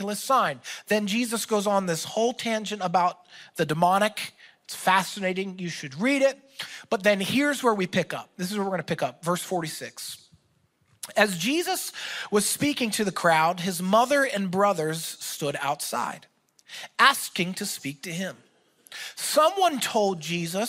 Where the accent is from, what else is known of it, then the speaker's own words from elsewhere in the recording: Philadelphia, Pennsylvania, United States; I'm from Philadelphia